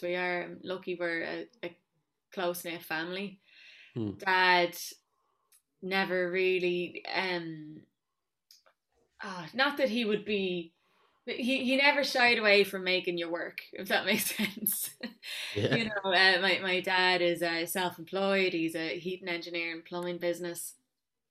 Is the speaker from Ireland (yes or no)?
yes; Rathfarnham, Dublin, moved young to Kildare, Leinster, Ireland; I grew up in Rathfarnham, but I was quite young, I suppose, when we moved to Kildare.